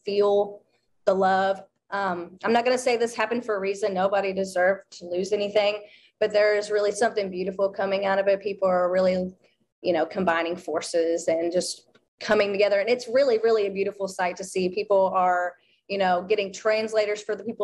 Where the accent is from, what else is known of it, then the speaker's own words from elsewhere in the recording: Bowling Green, Kentucky, United States; from Bowling Green, Kentucky. I was the eyewitness here of the tornado that has hit our hometown.